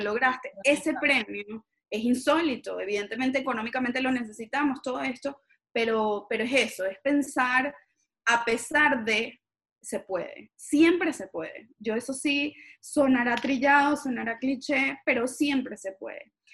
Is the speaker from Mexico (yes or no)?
no; Venezuela